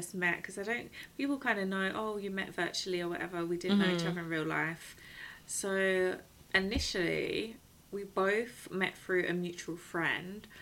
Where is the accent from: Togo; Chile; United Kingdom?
United Kingdom; I was born here, my parents were born here